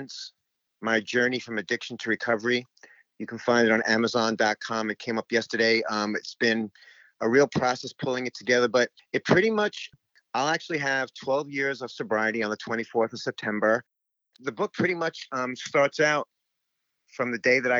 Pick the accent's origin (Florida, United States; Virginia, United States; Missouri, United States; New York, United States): New York, United States; New York City; moved away as an adult; also born or lived in Houston, Texas; I grew up in Jamaica, Queens, here in New York City